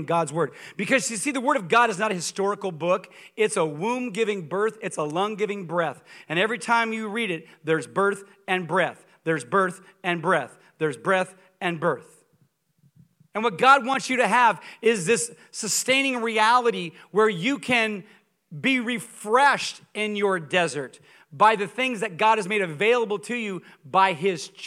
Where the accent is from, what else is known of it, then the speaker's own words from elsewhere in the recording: Coeur d'Alene, Idaho, United States; moved away as an adult; also born or lived in Columbia, Missouri; I grew up in Coeur d'Alene, Idaho